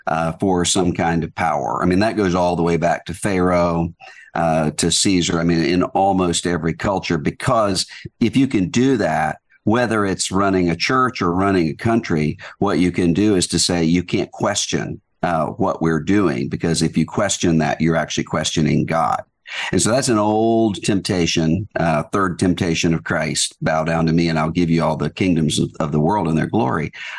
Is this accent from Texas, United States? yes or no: no; Biloxi, Mississippi, United States; Well, I grew up in a really good, close-knit church community, Southern Baptist Church, all of my life